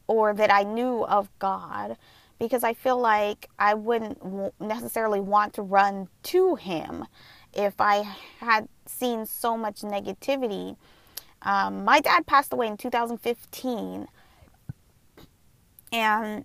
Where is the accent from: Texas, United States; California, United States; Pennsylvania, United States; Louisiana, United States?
California, United States; Southern; I was born and raised here in SoCal, in Southern California.